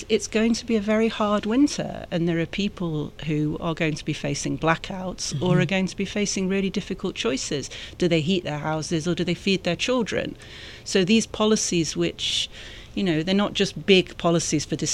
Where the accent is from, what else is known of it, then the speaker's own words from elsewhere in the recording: Manchester, North West England, United Kingdom; moved away as an adult; also born or lived in Macedonia / Brussels; now in Atlanta, United States; I grew up in Manchester in the north of England.